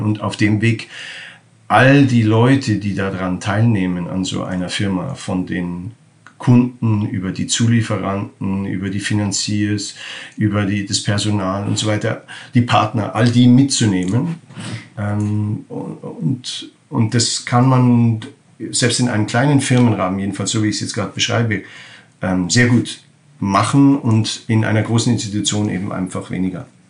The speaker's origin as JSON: {"language": "German", "country": "Germany", "tie": "born or raised there", "moved": "yes", "lives_now": "Netherlands", "said": "ich bin in Deutschland aufgewachsen"}